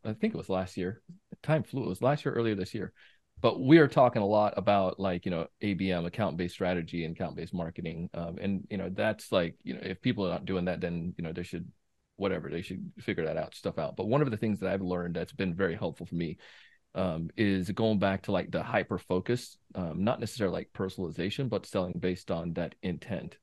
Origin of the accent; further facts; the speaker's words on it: Jamaica; moved away; growing up in Jamaica as a kid